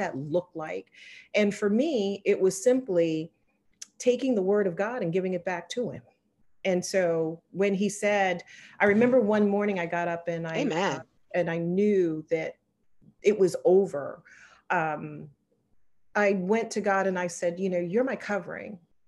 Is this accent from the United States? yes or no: yes; Charleston, South Carolina, United States; I'm originally from Charleston, South Carolina, minus the accent. My dad was military, and I ended up marrying a military member, but born and raised in Charleston